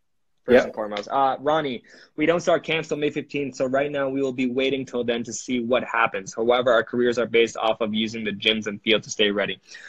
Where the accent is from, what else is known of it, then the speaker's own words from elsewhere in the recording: Canada; A lot of people, we're Canadian guys, we're helping as much as we can for each other, which is great about our country